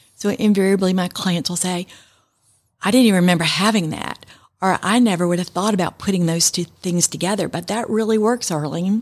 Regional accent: New York, United States; I was raised in New York, and my mom and my grandmother in Manhattan

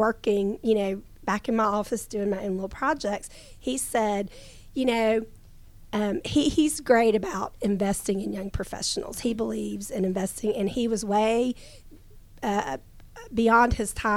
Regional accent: Gwinnett, Georgia, United States; growing up in Gwinnett

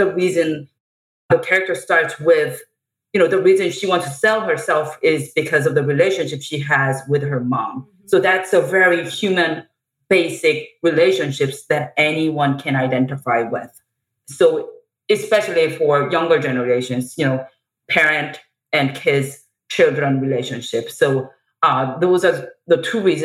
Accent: South Korea; moved away; I grew up in South Korea

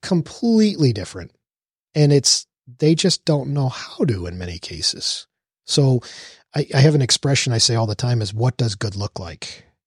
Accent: Texas, United States; also born or lived in New York; growing up in New York and moving at a young age to Texas

